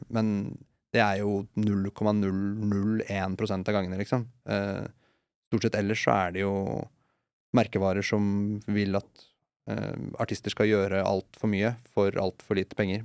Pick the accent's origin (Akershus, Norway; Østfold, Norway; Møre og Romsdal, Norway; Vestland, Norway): Østfold, Norway; Moss; now in Oslo, Norway; jeg vokste opp i Moss